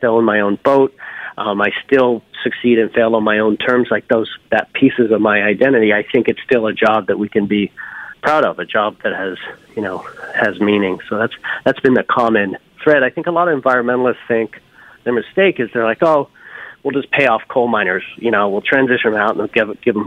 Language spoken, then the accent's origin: English; Newfoundland and Labrador, Canada; now in New Haven, United States; I was born up in Newfoundland, this little village, most eastern point in all of North America, you know, houses painted red, greens, blues, lived next to a fisherman's co-op